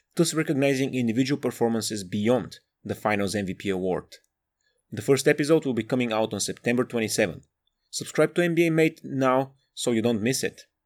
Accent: Bulgaria; moved away as an adult; now in Sheffield, United Kingdom; I'm from Bulgaria, but I live in the north of England, shout out Sheffield and South Yorkshire

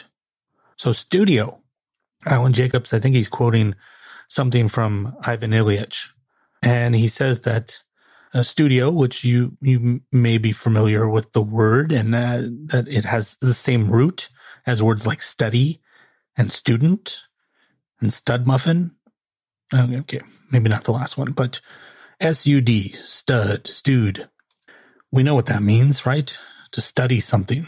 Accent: United States; My grandparents were born in this country. My parents were born in this country. I was born in this country. I'm not uber Italian. And I didn't grow up with a ton of that stuff. You know, but I shouldn't say that. I did grow up with it. I just didn't adopt a lot of it. I'm very American

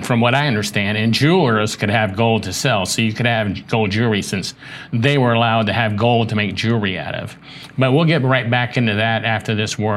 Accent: Charleston, South Carolina, United States; moved away; also born or lived in Miami; I'm from Charleston, South Carolina

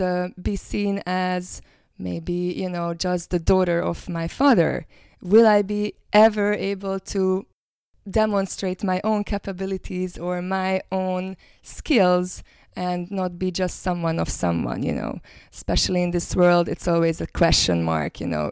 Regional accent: Hungary; now in New Zealand; I'm originally from Hungary, but I live now in New Zealand

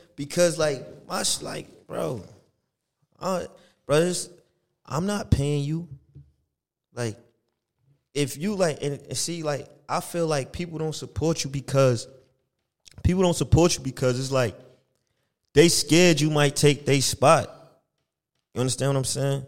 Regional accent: Elizabeth, New Jersey, United States; I'm from Elizabeth

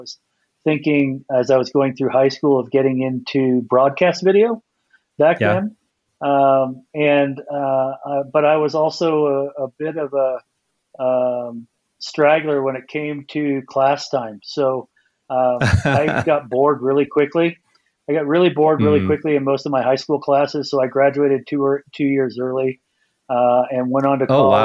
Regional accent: Napa Valley, California, United States; moved away as an adult; now in Bend, United States; I was born and raised in the Napa Valley

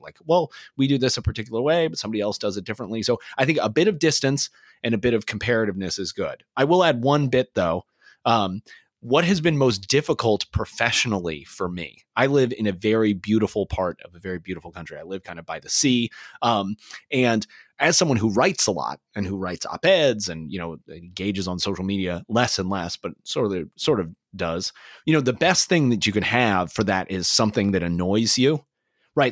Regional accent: Kansas City, United States; Kansas City, my hometown.

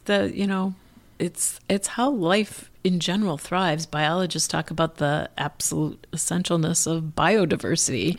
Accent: Minneapolis, Minnesota, United States; growing up in Northeast Minneapolis

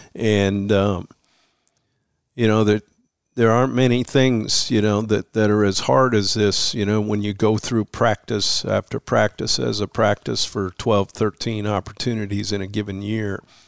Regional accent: Missoula, Montana, United States; moved away as an adult; growing up in Missoula

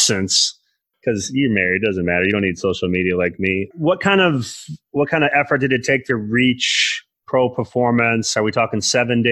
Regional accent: Northern Michigan, United States; I came from Northern Michigan.

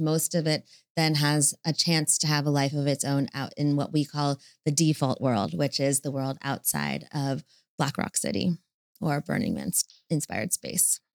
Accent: United States; I'm, I'm American

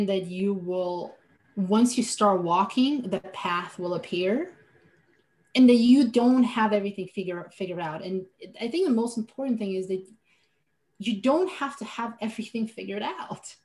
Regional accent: Slovenia; English is a second language; moved away as an adult; now in United States; I was born and raised in Europe, in Slovenia, a tiny country of 2 million people.

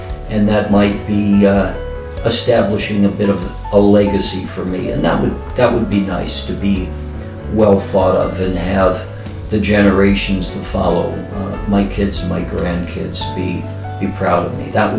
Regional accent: San Bruno, California, United States; I grew up in San Bruno, a quiet suburb 10 miles south of San Francisco.

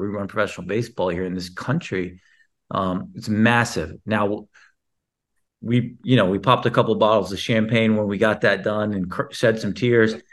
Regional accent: Houston, Texas, United States; I was born in Texas

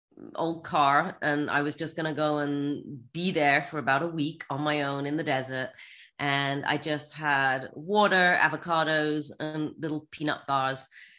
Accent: England, United Kingdom; moved away as an adult; now in United States; I'm English, grown up in England

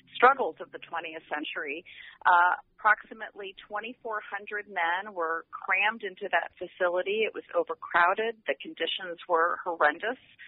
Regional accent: Detroit, Michigan, United States; I'm also from Detroit

